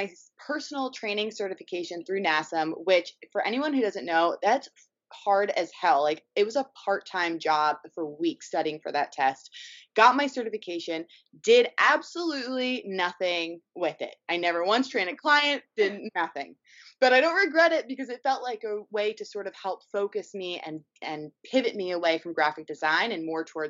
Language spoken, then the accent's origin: English; New York City, New York, United States; moved away as an adult; also born or lived in Los Angeles; I grew up in New York City, went to school in Los Angeles at USC, studied fine art.